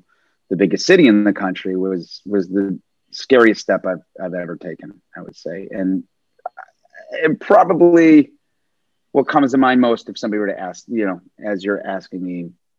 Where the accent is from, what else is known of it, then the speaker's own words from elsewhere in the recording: Milwaukee, Wisconsin, United States; moved away as an adult; now in New York City, United States; I grew up in Milwaukee, Wisconsin, a relatively small-ish city.